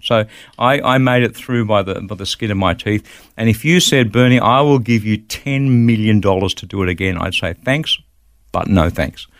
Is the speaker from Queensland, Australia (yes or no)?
no; Wollongong, New South Wales, Australia; moved away as an adult; also born or lived in Bulli, New South Wales / Melbourne / Sydney; I grew up in the Gong, in Wollongong, and went to school there